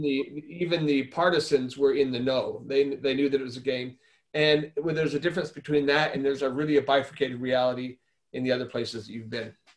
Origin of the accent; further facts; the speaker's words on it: Arizona, United States; my home state of Arizona